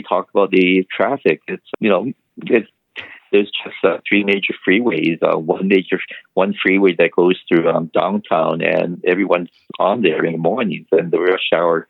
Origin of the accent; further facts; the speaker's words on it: Honolulu, Hawaii, United States; also born or lived in Kyoto, Japan; now in California, United States; I grew up Oahu in Honolulu.